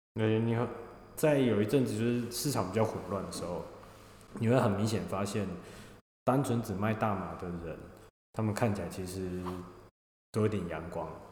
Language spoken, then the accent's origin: Chinese; Taiwan; moved away as an adult; now in Australia; 我是来自台湾的